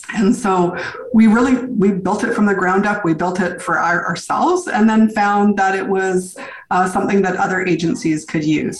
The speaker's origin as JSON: {"language": "English", "town": "Victoria", "region": "British Columbia", "country": "Canada", "tie": "born or raised there", "also_born_or_lived": "New York City", "moved": "as an adult", "said": "I came back to my hometown, which is Victoria, BC, far west coast of Canada"}